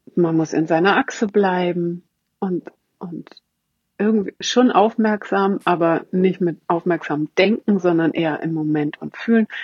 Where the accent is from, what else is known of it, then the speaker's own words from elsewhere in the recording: Hamburg, Germany; ich komme aus Hamburg